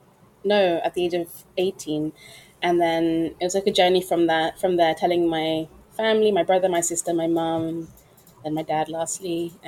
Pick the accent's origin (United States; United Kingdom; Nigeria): United Kingdom; London; I was born and brought up in London, West London.